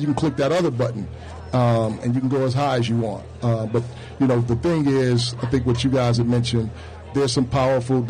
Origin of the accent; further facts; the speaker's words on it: Detroit, Michigan, United States; Born and raised in Detroit, formative years in Brightmoor